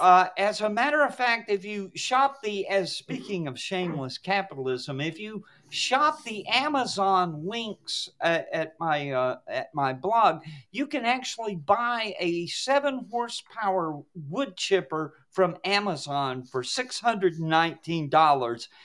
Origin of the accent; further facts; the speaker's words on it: the Solid South, United States; I grew up in the Solid South back in the day